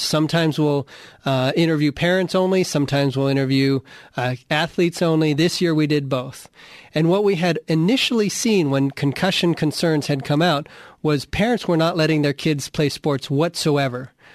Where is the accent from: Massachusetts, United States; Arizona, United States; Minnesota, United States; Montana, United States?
Arizona, United States; I grew up in Arizona playing football